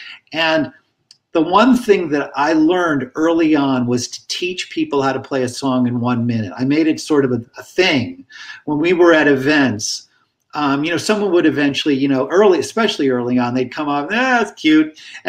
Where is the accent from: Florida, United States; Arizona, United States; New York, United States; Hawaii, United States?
Hawaii, United States; damn it, you know, I'm from Hawaii. I should be able to play this instrument.